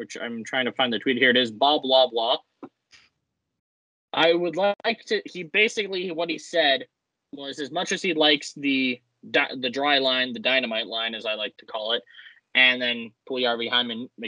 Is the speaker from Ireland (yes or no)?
no; Canada; also born or lived in Westlock, Alberta / Ontario; now in Edmonton, Canada; Yes, we are Canadian